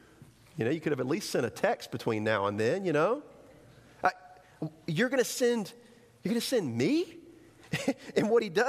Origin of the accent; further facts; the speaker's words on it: the South, United States; accent: southern; I have a southern accent, you know? I don't know. I can say that because I'm from the South